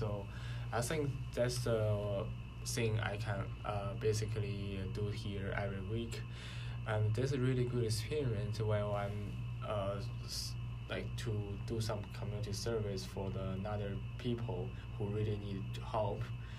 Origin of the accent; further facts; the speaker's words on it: China; moved away as an adult; now in United States; I'm a Chinese